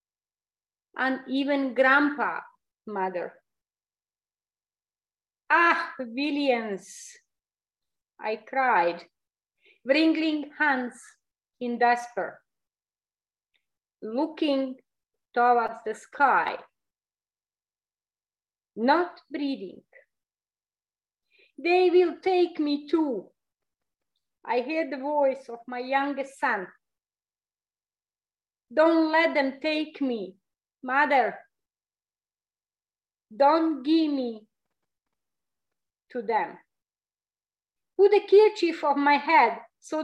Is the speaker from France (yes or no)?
no; Kozarac, Republika Srpska, Bosnia & Herzegovina; now in Canada; coming from the little town named Kozarac